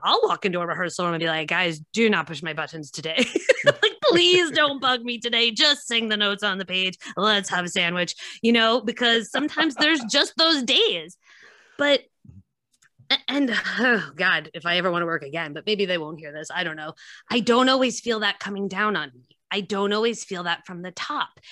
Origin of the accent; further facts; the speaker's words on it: White Plains, New York, United States; now in Nyack, United States; I'm from White Plains originally